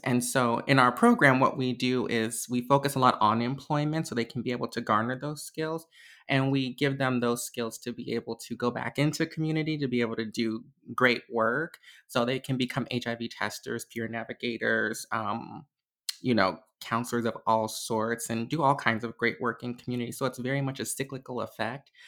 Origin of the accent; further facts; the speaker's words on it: Chicago, Illinois, United States; I am from Chicago, Illinois, um, born and raised my entire life